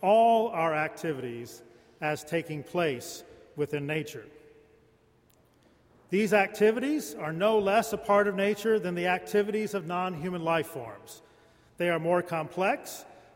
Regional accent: Lawton, Oklahoma, United States; When I was a young boy growing up in Lawton, Oklahoma

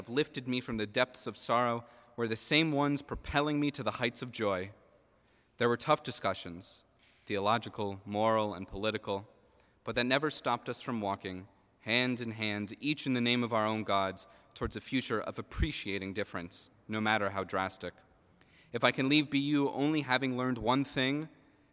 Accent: New Jersey, United States; moved away as an adult; also born or lived in Boston, United States; Growing up in the Holy Land, New Jersey

